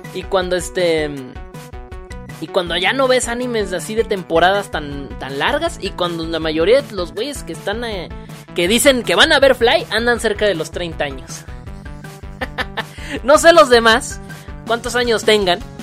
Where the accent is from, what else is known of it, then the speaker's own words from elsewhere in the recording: Mexico; Los que somos de México